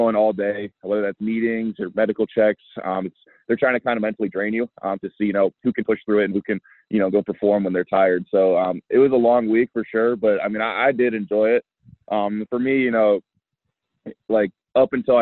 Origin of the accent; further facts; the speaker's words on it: South Bend, Indiana, United States; I'm from South Bend.